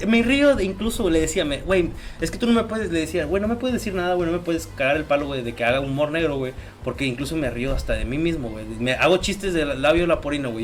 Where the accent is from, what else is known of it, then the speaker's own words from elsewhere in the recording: Mexico; puedo decir que también soy mexicano